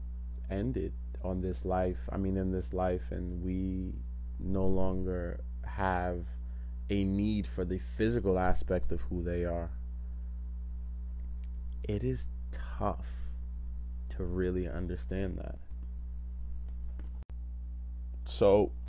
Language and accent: English; United States; I was born and raised in America